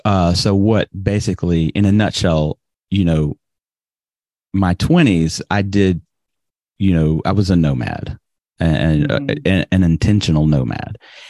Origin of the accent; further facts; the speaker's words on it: Birmingham, Alabama, United States; moved away as an adult; also born or lived in New York / Greece; now in Japan; I grew up in Birmingham and in fact, I didn't go anywhere for the first 21 years of my life.